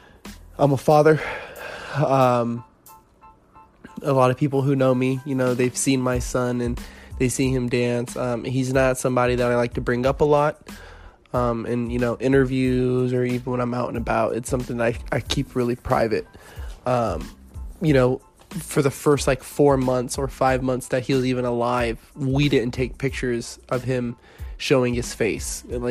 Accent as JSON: {"language": "English", "town": "Fairfax", "region": "Virginia", "country": "United States", "tie": "born there", "also_born_or_lived": "North Carolina / California", "said": "I was born in Fairfax, Virginia, you know, moved around, landed in North Carolina for some time, pretty much from 2001 all the way up to 2009. In 2009, I moved to California so I could start dancing."}